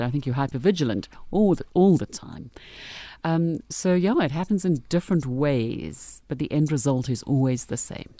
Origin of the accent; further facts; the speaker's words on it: Brits, North West, South Africa; I grew up in Brits